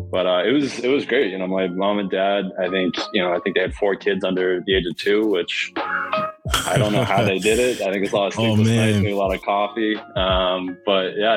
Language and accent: English; Sherborn, Massachusetts, United States; I grew up outside of Boston in a really small town called Sherbourne, Mass.